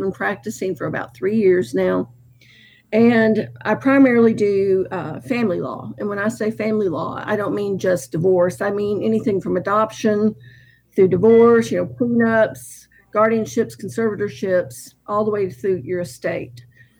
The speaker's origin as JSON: {"language": "English", "town": "McMinnville", "region": "Tennessee", "country": "United States", "tie": "born or raised there", "also_born_or_lived": "Flint, Michigan", "said": "I grew up in McMinnville and felt like it was a fortunate spot for me."}